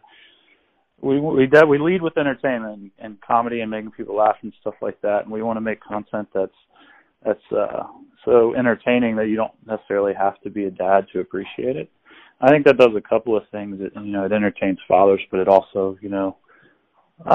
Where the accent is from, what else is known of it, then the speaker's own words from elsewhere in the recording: Cincinnati, Ohio, United States; I grew up in Cincinnati